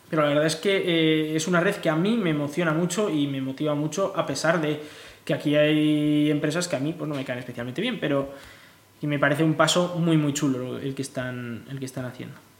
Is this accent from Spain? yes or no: yes; Spain